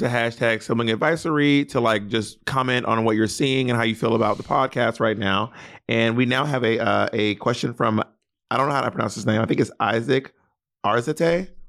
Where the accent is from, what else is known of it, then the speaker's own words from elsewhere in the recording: Mississippi, United States; I'm from Mississippi and I've never heard of Duckfoot